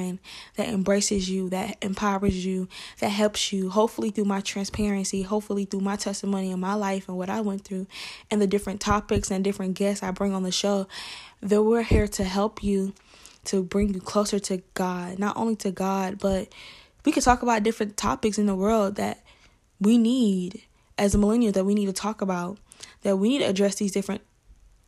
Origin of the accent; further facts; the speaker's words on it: Atlanta, Georgia, United States; accent: Southern; So I'm from Atlanta, Georgia. So you may hear an accent. I'm from the South.